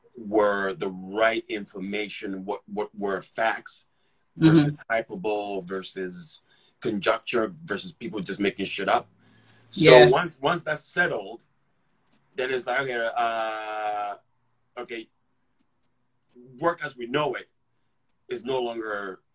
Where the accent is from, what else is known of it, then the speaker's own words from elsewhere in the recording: Ghana; accent: thick accent; moved away; also born or lived in England; when I got here, I had a thick accent. I mean, I lived in England and I born and raised in Ghana. So I had a really thick accent.